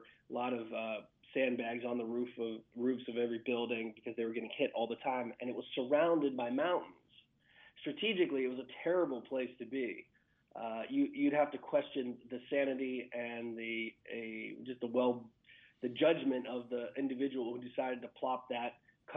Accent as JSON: {"language": "English", "region": "Western Pennsylvania", "country": "United States", "tie": "born or raised there", "said": "I grew up in Western PA."}